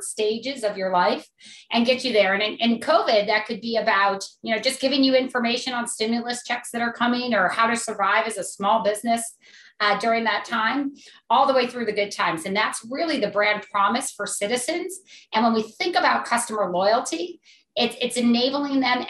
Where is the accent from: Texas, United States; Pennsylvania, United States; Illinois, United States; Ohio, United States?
Ohio, United States; Akron; I grew up in Akron, Ohio